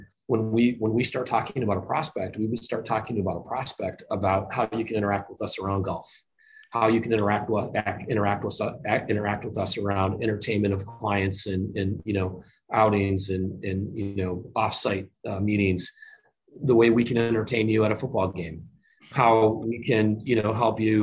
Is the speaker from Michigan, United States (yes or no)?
yes; Michigan, United States; moved away; I grew up in Michigan. I'm a Michigan guy